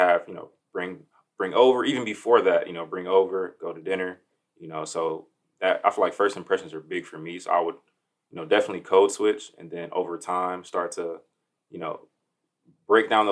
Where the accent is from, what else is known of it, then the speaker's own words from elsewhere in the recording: Miami, Florida, United States; moved away as an adult; now in Dayton, United States; I'm originally from Miami, Florida. Been in Dayton, the Dayton area, for about, say, 5-6 years